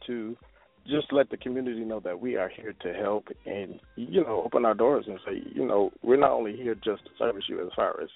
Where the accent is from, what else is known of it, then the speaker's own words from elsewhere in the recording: Detroit, Michigan, United States; moved away as an adult; now in Atlanta, United States; I'm from Detroit, Michigan.